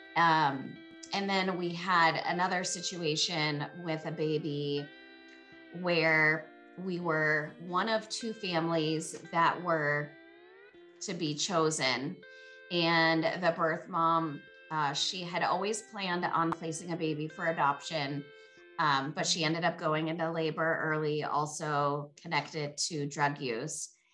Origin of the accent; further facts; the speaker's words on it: San Francisco Bay Area, California, United States; now in Montana, United States; I'm from the San Francisco Bay Area. I live in Montana now